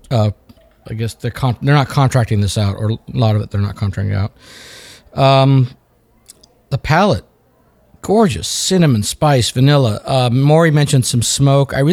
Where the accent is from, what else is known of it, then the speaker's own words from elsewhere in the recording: New Delhi, Delhi, India; now in United States; I was born in New Delhi, my friend.